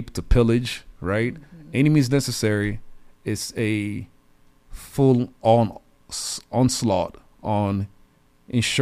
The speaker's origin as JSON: {"language": "English", "country": "DR Congo", "tie": "born or raised there", "said": "I'm originally from the Democratic Republic of Congo. Saw a lot of things growing up"}